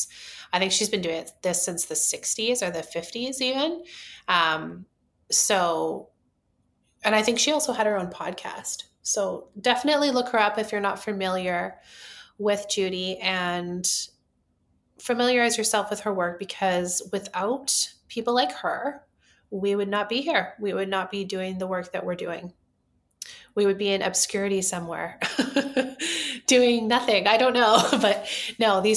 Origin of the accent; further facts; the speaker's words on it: Vancouver, British Columbia, Canada; We are from Vancouver, Canada